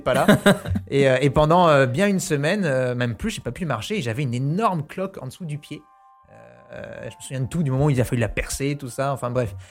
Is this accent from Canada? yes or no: no; New Caledonia; moved away; quand j'étais petit, j'habitais en Nouvelle-Calédonie